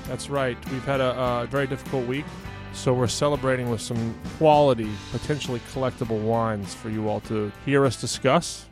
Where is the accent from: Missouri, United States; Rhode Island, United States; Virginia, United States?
Virginia, United States; Fredericksburg; moved away; I'm using my hometown as an example for places that might not have some of the wines that we discussed